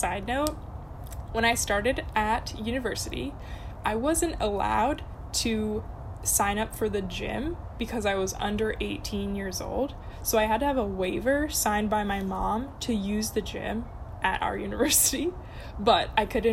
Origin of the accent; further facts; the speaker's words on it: California, United States; moved away as an adult; also born or lived in Boston; I'm originally from California